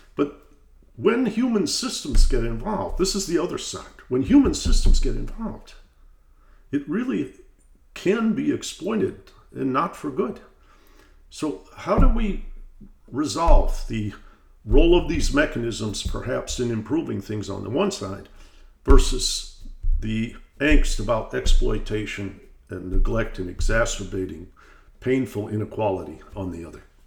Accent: Detroit, Michigan, United States; I'm from Detroit, Michigan

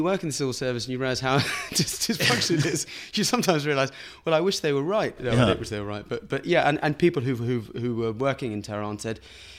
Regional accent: United Kingdom; And I remember, you know, being a British diplomat and in interacting with Iranians, you know, it was sometimes comic

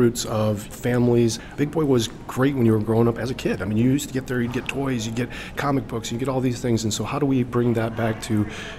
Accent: Michigan, United States; we grew up loving in Michigan

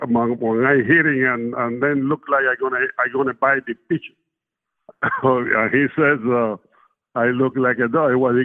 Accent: Cuba; English is a second language; now in United States; Well, I come up, I'm raised in a small town. It was a sugar factory. We made sugar, that was down in the country. And it was a small town, about 3,000 people lived there.

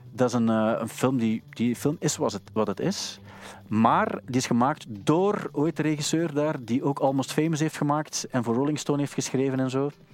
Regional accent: Sint-Niklaas, Flanders, Belgium; moved away as an adult; ik kwam ook uit Sint-Niklaas, daar was alles dicht om één uur

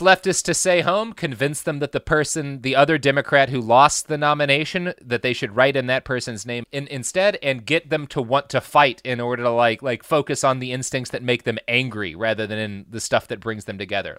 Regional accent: Plano, Texas, United States; I grew up in Plano, Texas

